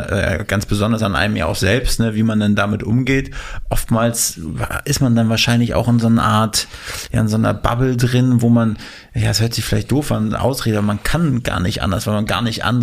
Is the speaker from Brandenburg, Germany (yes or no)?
no; Mecklenburg-Vorpommern, Germany; also da wo ich herkomme, also aus MacPom